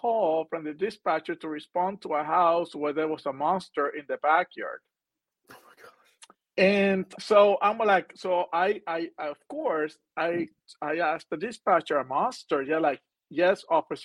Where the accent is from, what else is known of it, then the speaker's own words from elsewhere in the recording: Puerto Rico; moved away; I'm from Puerto Rico originally